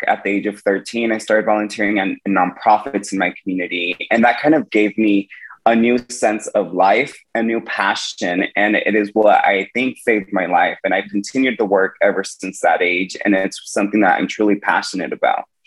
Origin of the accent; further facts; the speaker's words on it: Woodland, California, United States; my hometown in Woodland, California